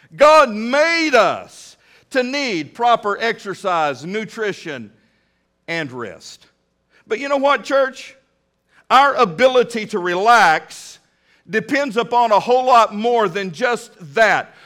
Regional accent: Midland, Texas, United States; now in Fort Smith, United States; a little boy growing up in Midland, Texas

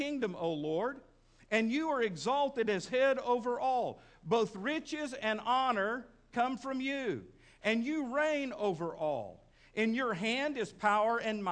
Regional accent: Midland, Texas, United States; now in Fort Smith, United States; Back when I was a kid, growing up in Midland, Texas

